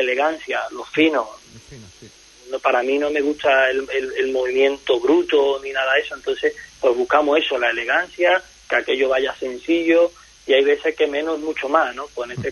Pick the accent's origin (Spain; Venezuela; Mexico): Spain; El Puerto de Santa María, Andalusia; Yo vengo del puerto Santa María de Cádiz